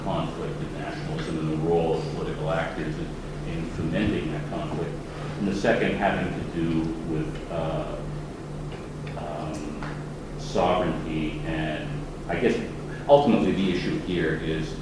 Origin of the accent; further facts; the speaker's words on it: Toronto, Ontario, Canada; moved away; my hometown, Toronto